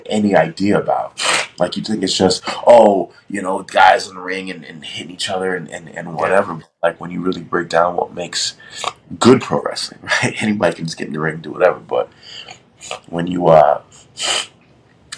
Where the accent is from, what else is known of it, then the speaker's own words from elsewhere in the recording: New York City, New York, United States; moved away; also born or lived in Florida / Las Vegas; I grew up in New York City, Queens